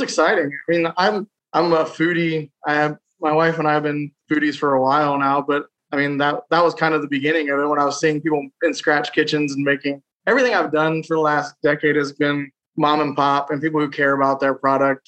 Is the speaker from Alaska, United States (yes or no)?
no; south of Columbus, Ohio, United States; Just south of Columbus.